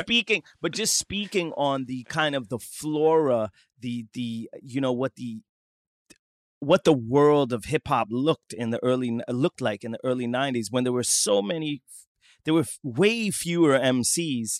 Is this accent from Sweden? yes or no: yes; southern Sweden, Sweden; accent: southern Swedish dialect; I'm from the south of Sweden.